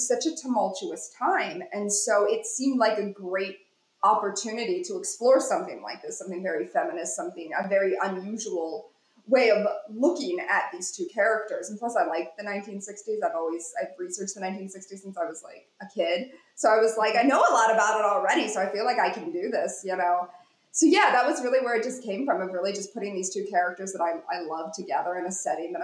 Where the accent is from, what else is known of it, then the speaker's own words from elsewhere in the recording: Ohio, United States; now in Pennsylvania, United States; where I grew up in Ohio, or where I'm at now in Pennsylvania